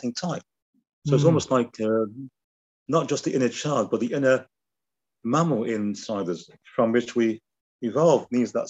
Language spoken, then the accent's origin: English; the North of England, United Kingdom; being a Northerner